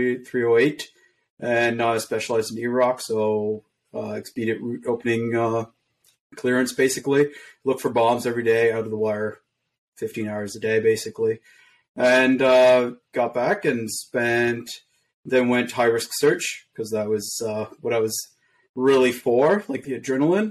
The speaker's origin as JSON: {"language": "English", "town": "Montreal", "region": "Quebec", "country": "Canada", "tie": "born or raised there", "said": "So I grew up in Quebec, born in Quebec, Montreal. So I learned French and English at the same time."}